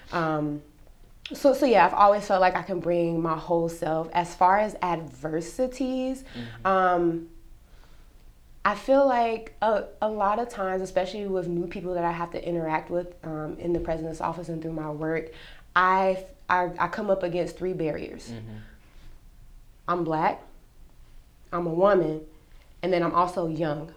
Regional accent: North Carolina, United States; moved away as an adult; now in Texas, United States; I grew up in North Carolina. Mm-hmm. Uh, whole life, born, raised, educated, everything, North Carolina

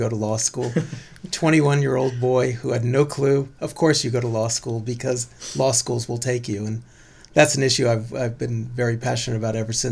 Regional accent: San Francisco, California, United States; now in Berkeley, United States; Born and raised in San Francisco, made it all the way to Berkeley for college and pretty much have stayed since

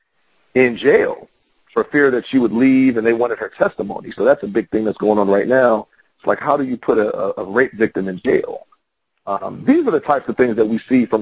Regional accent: Philadelphia, Pennsylvania, United States; moved away; I'm originally from Pennsylvania, from Philadelphia

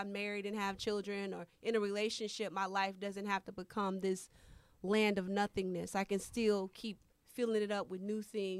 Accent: Humble, Texas, United States; I grew up in Humble, Texas.

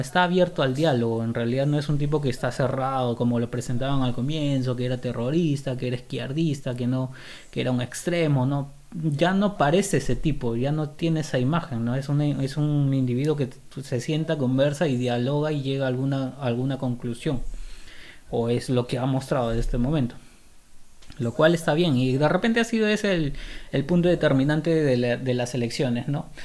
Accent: Lima, Peru; soy, soy limeño

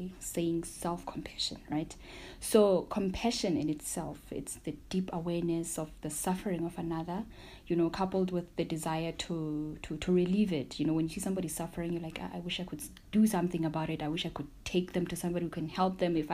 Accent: Maseru, Maseru District, Lesotho; I'm from Maseru, Lesotho, and I am a mental health practitioner

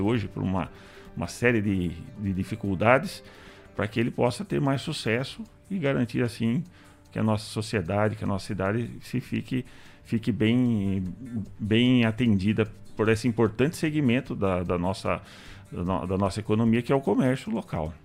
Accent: Botucatu, São Paulo, Brazil; moved away as an adult; minha terra que eu tanto amo

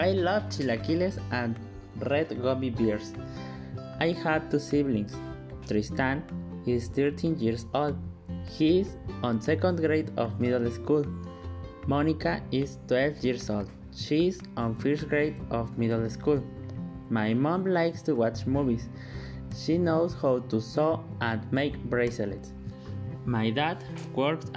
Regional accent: Mexico City, Mexico; English is a second language; also born or lived in Veracruz; now in Córdoba, Mexico; I am Mexican. I was born in Mexico City, but my family and I live in Cordoba.

